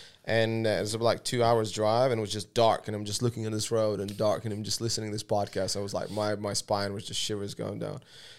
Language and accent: English; Latvia; moved away; also born or lived in Vancouver, Canada; so my first kind of abroad place where I lived was Canada. I lived in Vancouver when I moved from Latvia about 13 years ago.